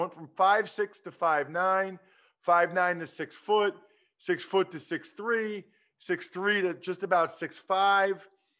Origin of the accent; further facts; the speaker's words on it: near Philadelphia, Pennsylvania, United States; I grew up near Philadelphia